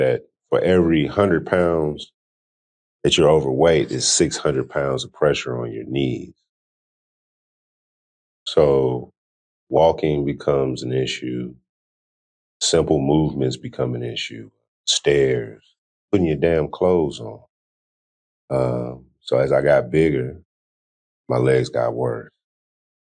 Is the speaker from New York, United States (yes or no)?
no; California, United States; I'm born and raised in California